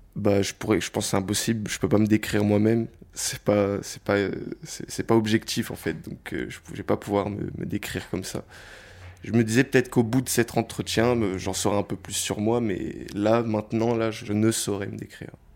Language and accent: French; Paris, Île-de-France, France; je viens de Paris et euh, voilà, je, suis un Parisien. Depuis que je suis né, j'habite dans le même appartement à, Paris.